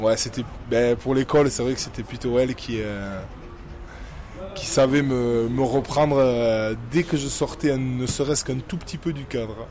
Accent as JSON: {"language": "French", "town": "Saint-Pée-sur-Nivelle", "region": "Nouvelle-Aquitaine", "country": "France", "tie": "born or raised there", "also_born_or_lived": "Bayonne", "moved": "as an adult", "lives_now": "Toulon, France", "said": "c'est ma terre natale, je suis né là-bas, j'ai grandi là-bas, j'ai tout fait là-bas, j'ai tout fait au Pays Basque"}